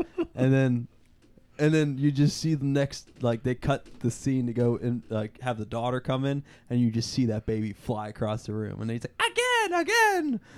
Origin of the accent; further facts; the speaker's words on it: Pittsburgh, Pennsylvania, United States; we are from Pittsburgh